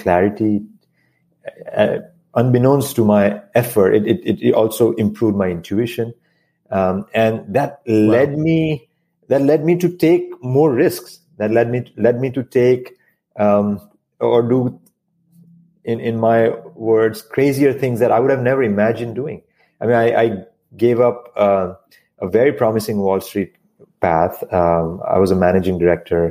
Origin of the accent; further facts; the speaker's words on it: India; moved away as an adult; now in United States; I moved to this country from India. And so I grew up in a very small town